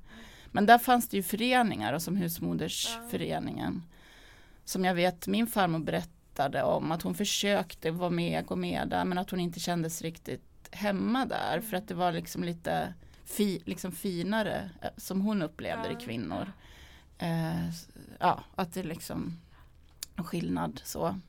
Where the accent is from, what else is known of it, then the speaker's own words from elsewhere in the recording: Sandviken, Gävleborg County, Sweden; min uppväxt i Sandviken